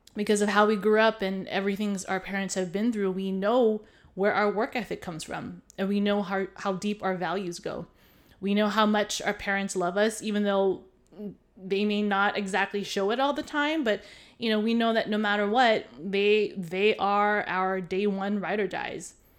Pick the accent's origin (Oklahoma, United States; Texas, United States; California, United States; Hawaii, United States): Hawaii, United States; now in continental US; I was born and raised in Hawaii